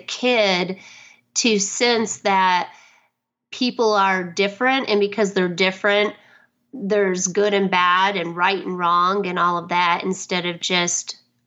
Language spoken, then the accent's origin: English; Detroit, Michigan, United States; now in Dallas, United States; I grew up in actually outside of Detroit